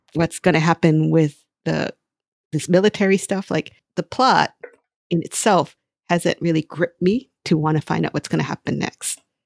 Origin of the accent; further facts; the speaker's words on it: Hawaii, United States; I grew up in Hawaii, and there is a Hawaii that you can see by going to only to the beaches and Waikiki, and then there's the everyday Hawaii where I live